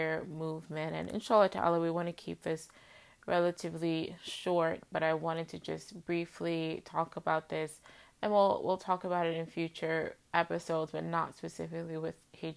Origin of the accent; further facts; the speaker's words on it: United States; our discourse as Muslim Americans, but in part because we are American